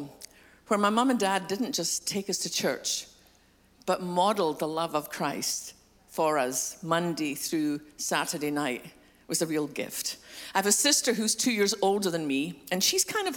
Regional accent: Scotland, United Kingdom; moved away; I'm from Scotland, which explains a funny accent.

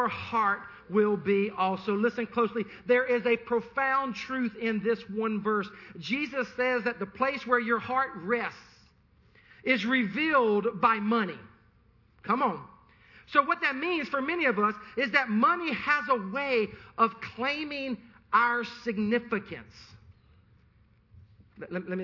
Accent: the Carolinas, United States; I'm from the Carolinas

